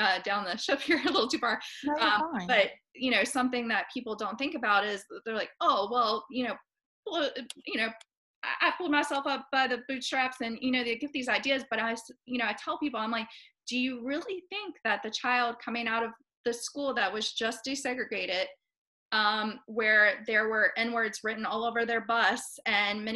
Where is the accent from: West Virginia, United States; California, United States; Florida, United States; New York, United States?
West Virginia, United States; also born or lived in Appalachia / Charleston County, South Carolina; now in Charleston, United States; I'm from West Virginia